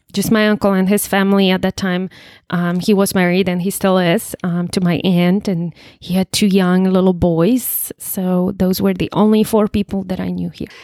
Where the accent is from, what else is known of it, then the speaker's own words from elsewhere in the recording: Poland; English is a second language; moved away as an adult; also born or lived in East Texas; now in United States; I was born and raised in Poland. Um, born and raised in Poland, and first twenty-one years of my life I spent in Poland. Then, as a twenty-one-year-old, I moved to United States